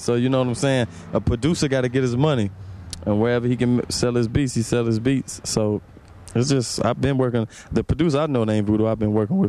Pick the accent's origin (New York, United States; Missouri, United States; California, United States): Missouri, United States; St. Louis; I come from St. Louis, and I'm just another artist coming from St. Louis.